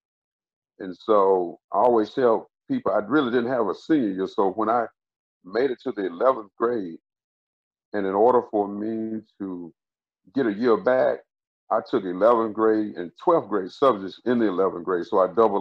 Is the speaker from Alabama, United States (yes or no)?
yes; Tuscaloosa, Alabama, United States; now in Birmingham, United States; I actually grew up in Tuscaloosa, Alabama. That's where I grew up